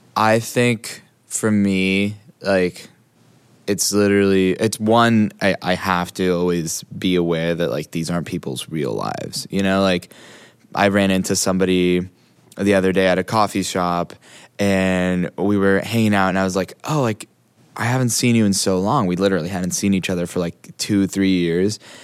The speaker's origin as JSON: {"language": "English", "region": "Hawaii", "country": "United States", "tie": "born or raised there", "said": "I grew up in Hawaii."}